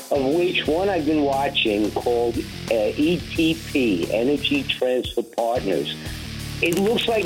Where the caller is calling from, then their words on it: Connecticut, United States; Hi, Jim. I'm … from Connecticut.